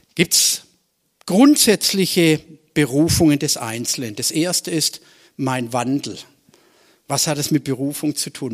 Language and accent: German; Swabia, Germany; als Schwabe